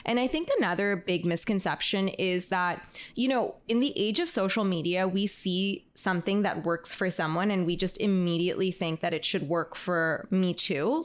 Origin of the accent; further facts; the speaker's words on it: Toronto, Ontario, Canada; moved away; I'm originally from Toronto